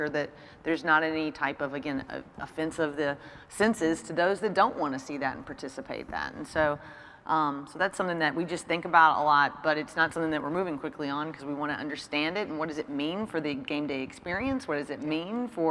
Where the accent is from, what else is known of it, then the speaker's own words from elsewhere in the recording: Kentucky, United States; moved away; also born or lived in Mississippi; growing up, I'm from Kentucky